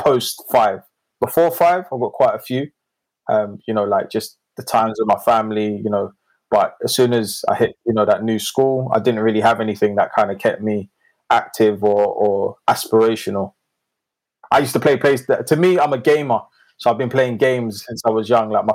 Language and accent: English; London, United Kingdom; I was born in North London, in Enfield.